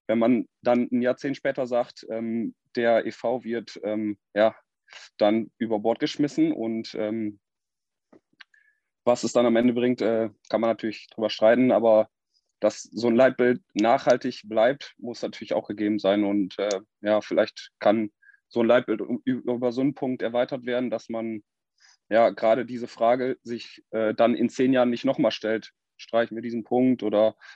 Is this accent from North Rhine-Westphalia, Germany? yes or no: no; Freden, Lower Saxony, Germany; ich komme aus Freden